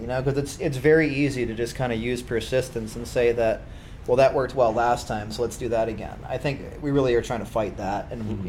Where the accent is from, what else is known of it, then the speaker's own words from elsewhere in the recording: Kaukauna, Wisconsin, United States; also born or lived in Appleton; now in Green Bay, United States; I'm actually from Appleton originally